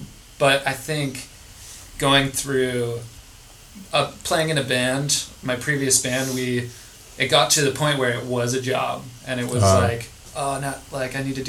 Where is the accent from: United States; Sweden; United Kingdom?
United States; Colorado; now in California, United States; I grew up in Colorado